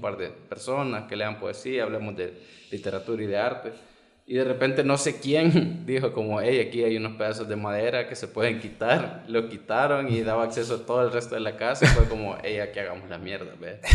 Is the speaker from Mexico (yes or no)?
no; El Salvador; los 10 mil millones que tenemos como salvadoreños